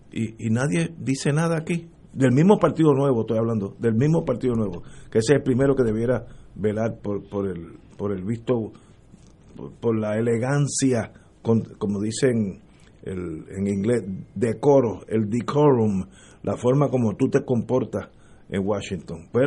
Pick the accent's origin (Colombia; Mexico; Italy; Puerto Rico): Puerto Rico; hablando entre nosotros que somos puertorriqueños y nos queremos y moriremos aquí todos si Dios lo quiere.